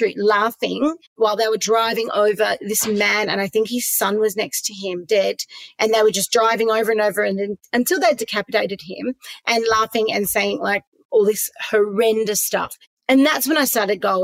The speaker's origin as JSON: {"language": "English", "town": "Perth", "region": "Western Australia", "country": "Australia", "tie": "born or raised there", "said": "I grew up in Perth"}